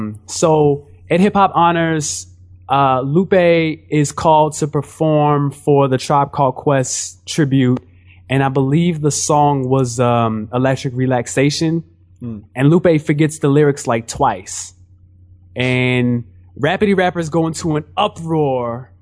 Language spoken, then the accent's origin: English; St. Louis, Missouri, United States; moved away as an adult; also born or lived in Japan; I'm from St. Louis.